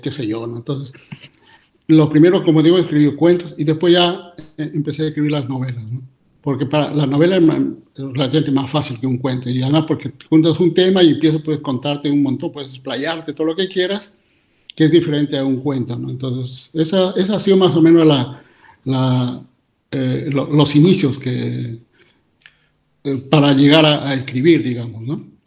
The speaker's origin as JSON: {"language": "Spanish", "town": "San Miguel", "region": "Cajamarca", "country": "Peru", "tie": "born or raised there", "also_born_or_lived": "Lima, Peru / Germany", "moved": "as an adult", "lives_now": "Vienna, Austria"}